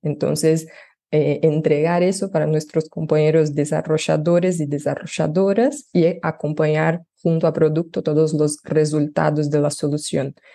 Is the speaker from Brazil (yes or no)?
yes; Brazil; Spanish is a second language; yo soy brasileña, pero trabajo ya hace tres años eh, en Latinoamérica